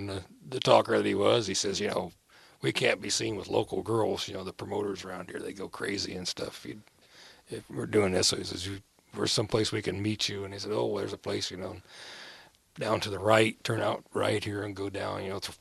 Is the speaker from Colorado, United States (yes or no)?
no; Muncie, Indiana, United States; I grew up in Muncie